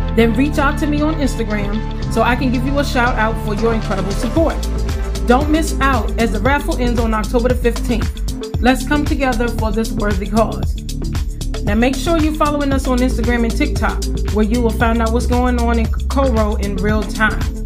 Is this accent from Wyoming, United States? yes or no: no; Farmville, Virginia, United States; moved away; Today I am at my hometown of Farmville, Virginia, taking care of my mom for the next three weeks